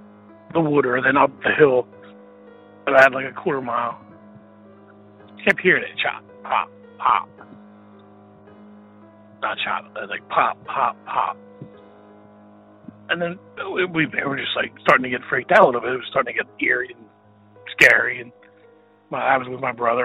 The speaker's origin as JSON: {"language": "English", "region": "Pennsylvania", "country": "United States", "said": "I'm from Pennsylvania"}